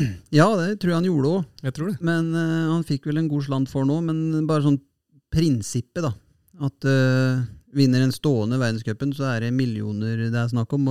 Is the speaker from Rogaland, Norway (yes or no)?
no; Fredrikstad, Østfold, Norway; Her i Fredrikstad, eller i hjembyen min Fredrikstad